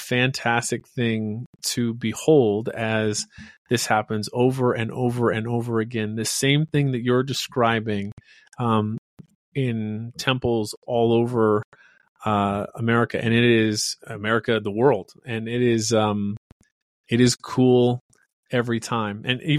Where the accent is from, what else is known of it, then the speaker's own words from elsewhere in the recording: Western Idaho, United States; I grew up in Western Idaho